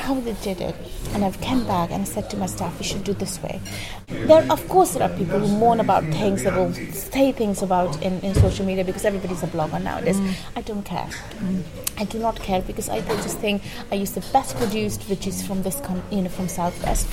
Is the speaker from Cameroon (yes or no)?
no; India; now in Bristol, United Kingdom; As for us in India